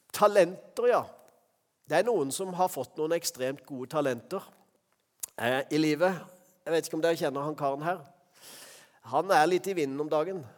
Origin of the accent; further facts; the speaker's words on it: Norway; vi er fra Norge